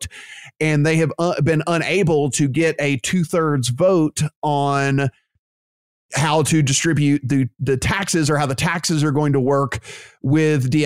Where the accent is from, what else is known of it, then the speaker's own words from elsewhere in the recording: Louisiana, United States; my state, my home state, Louisiana